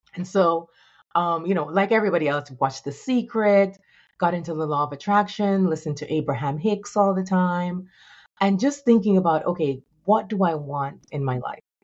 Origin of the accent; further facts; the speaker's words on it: Jamaica; moved away; also born or lived in New York; I'm a, a young girl, um, growing up in Jamaica